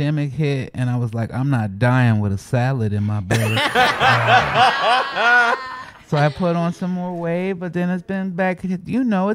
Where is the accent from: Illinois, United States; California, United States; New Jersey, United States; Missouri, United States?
Illinois, United States; Chicago; people used to make fun of me growing up in Chicago because of my voice and the way I speak